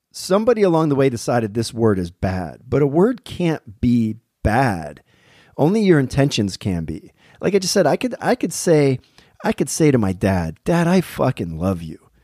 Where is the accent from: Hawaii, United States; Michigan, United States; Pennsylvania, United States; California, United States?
Pennsylvania, United States; I'm from Pennsylvania